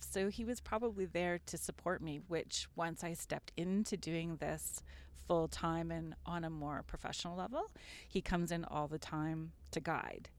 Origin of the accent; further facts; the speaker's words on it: Sault Ste. Marie, Ontario, Canada; moved away as an adult; now in Guelph, Canada; I grew up outside of Sault Ste. Marie